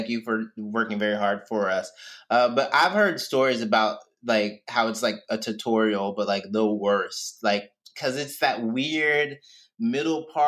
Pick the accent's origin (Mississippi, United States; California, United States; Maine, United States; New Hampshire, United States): Mississippi, United States; moved away; I'm from Mississippi